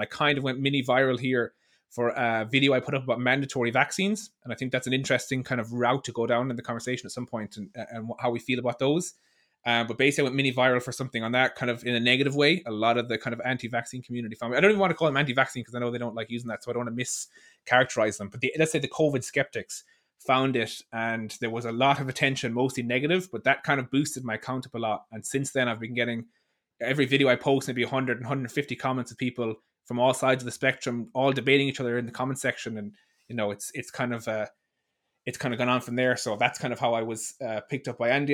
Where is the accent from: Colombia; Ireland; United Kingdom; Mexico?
Ireland; I'm from Ireland.